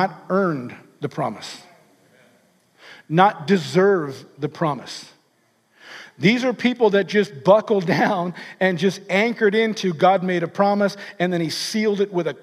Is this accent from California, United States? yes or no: yes; California, United States; I'm from California.